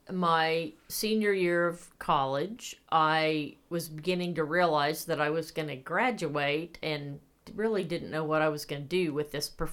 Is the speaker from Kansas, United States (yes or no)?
yes; Winfield, Kansas, United States; No, I grew up in Winfield, Kansas.